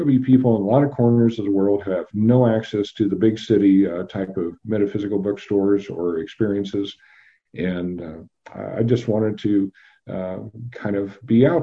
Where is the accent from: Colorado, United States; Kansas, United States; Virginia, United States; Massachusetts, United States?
Kansas, United States; Wichita; I grew up in Wichita